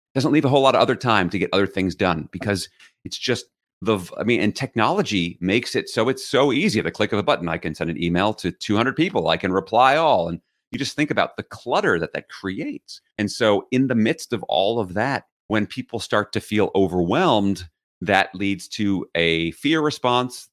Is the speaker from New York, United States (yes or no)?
yes; New York City, New York, United States; I grew up in New York City